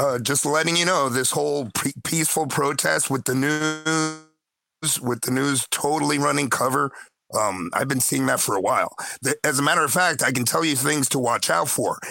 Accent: Miami, Florida, United States; moved away as an adult; now in Chile; I'm an expat from Miami in Chile.

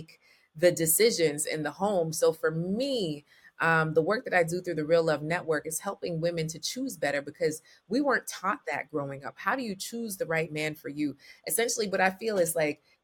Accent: Jamaica; I'm Jamaican

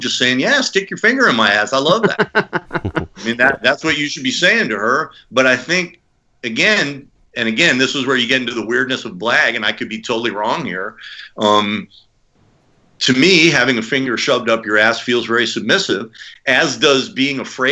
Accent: United States; I'm American. I speak English.

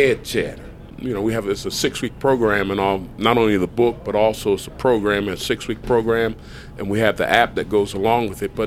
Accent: Camden, New Jersey, United States; moved away as an adult; also born or lived in Kentucky / Kansas City / Buffalo; I'm from Camden, New Jersey, right across from Philadelphia.

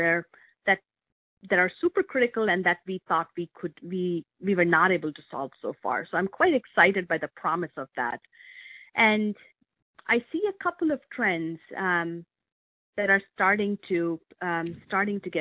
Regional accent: India; moved away as an adult; now in Medina, United States; I grew up in India, and I came of age as India was driving its information technology revolution

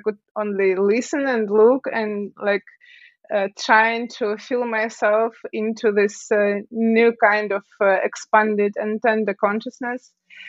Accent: Siberia, Russia; Well, actually, I'm from Siberia.

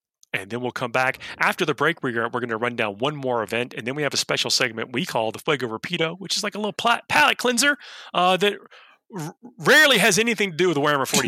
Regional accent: Georgia, United States; Georgia is my home state

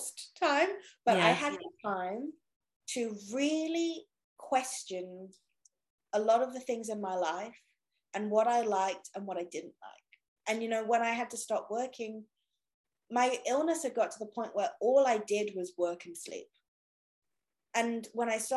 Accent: England, United Kingdom; I'm English.

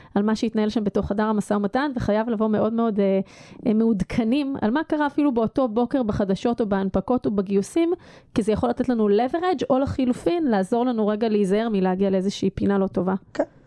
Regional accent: Israel

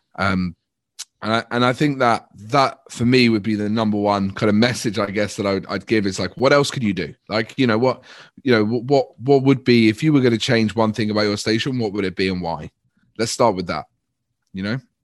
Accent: United Kingdom; we're very British and polite

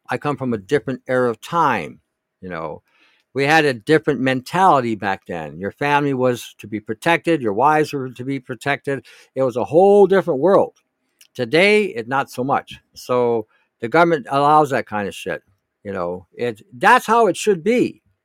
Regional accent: Detroit, Michigan, United States; I grew up in Detroit at the time

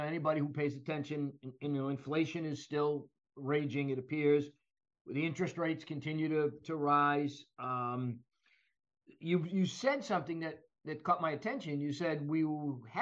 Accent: Boston, Massachusetts, United States; I grew up in Boston

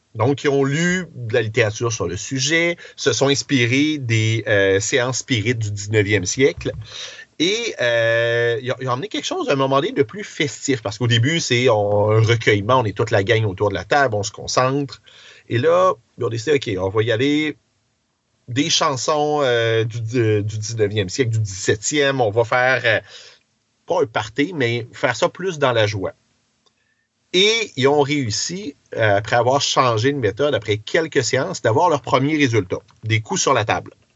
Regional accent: Quebec City, Quebec, Canada; j'ai grandi à Beauport, je reste maintenant à sainte

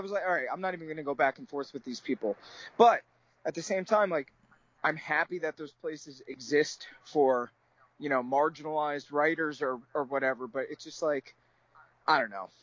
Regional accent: New Jersey, United States; I'm from New Jersey.

